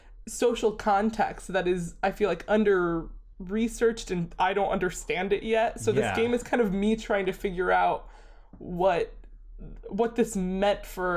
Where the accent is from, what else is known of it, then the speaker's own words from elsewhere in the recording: Midwest, United States; I'm from the Midwest and I tie a lot of my identity to the Midwest